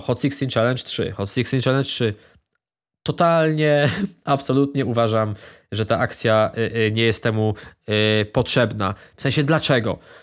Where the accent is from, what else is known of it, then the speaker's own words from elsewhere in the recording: Ostrów Wielkopolski, Greater Poland, Poland; ja również jestem z Ostrowa